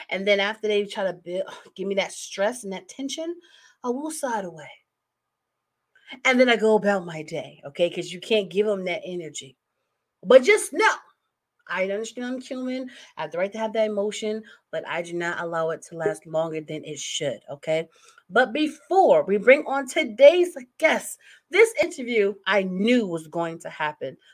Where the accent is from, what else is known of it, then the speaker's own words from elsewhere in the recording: New Jersey, United States; also born or lived in California; now in Maryland, United States; I'm originally from Jersey, um, but I also live the bi coastal life.